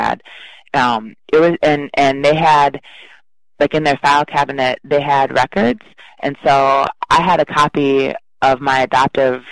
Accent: River Falls, Wisconsin, United States; also born or lived in Chicago; I was raised in River Falls, which is a fairly small college town, about 16,000 in Wisconsin

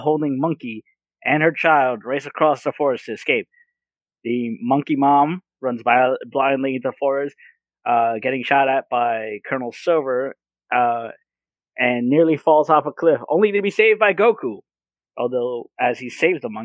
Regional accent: United States; being American

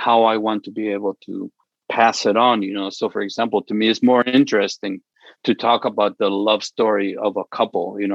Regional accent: Chihuahua, Mexico; my father would send money to Mexico where I was born. I was born in Chihuahua

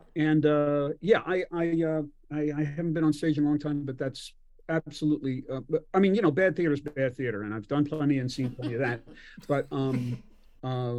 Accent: Philadelphia, Pennsylvania, United States; I grew up in Philadelphia and in the suburbs of Philadelphia

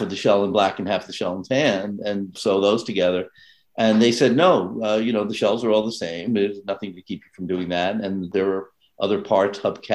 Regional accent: New York City, New York, United States; I grew up, born and raised in New York

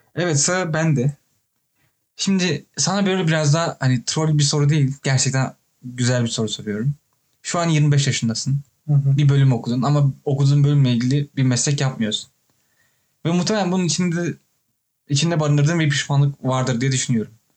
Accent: Ankara, Turkey; moved away; Ben Ankaralıyım sonuçta

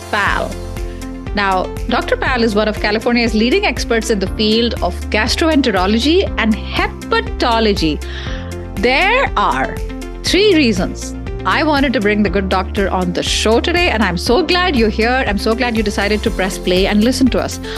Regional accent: India; we're both Indian, but we don't speak the same language.

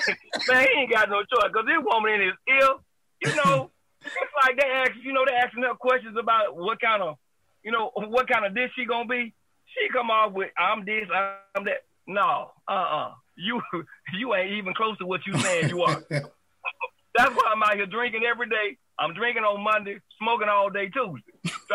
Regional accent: Montgomery, Alabama, United States; moved away as an adult; also born or lived in Chicago / Philadelphia; now for 25 years, but originally from Montgomery. Been down here 25 years, but you know, growing up, I was all over from Montgomery to Chicago to Philly to just back and forth all over. But Montgomery, you know, that's home.

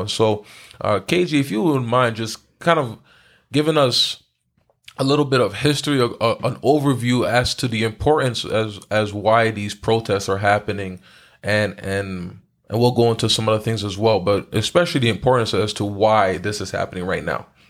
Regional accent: Haiti; I'm from Haiti

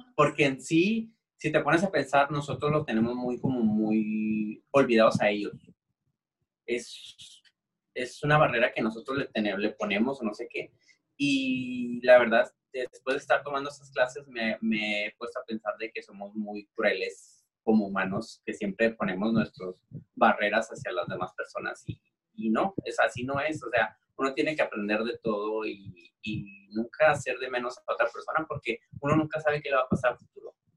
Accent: Tijuana, Baja California, Mexico; los dos somos de aquí a Tijuana

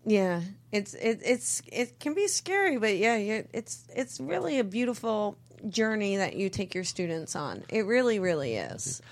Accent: East Coast, United States; I'm from the East Coast

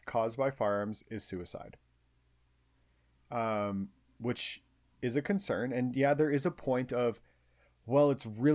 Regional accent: Canada

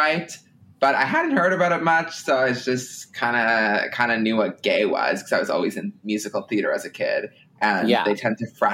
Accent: Ottawa, Ontario, Canada; moved away as an adult; now in Toronto, Canada; I'm from Ottawa

